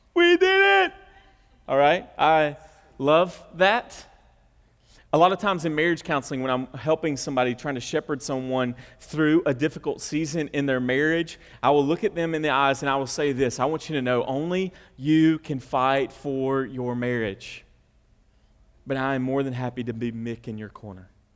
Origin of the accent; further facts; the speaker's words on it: the South, United States; we're from the South.